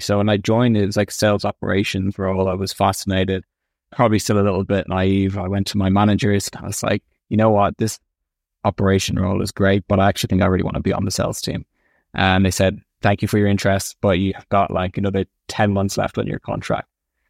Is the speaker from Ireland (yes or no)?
yes; Clontarf, County Dublin, Ireland; I loved it there. Originally, it was in Griffith Avenue for about 12 years or so, and then we moved to Clontarf. I loved being by the sea.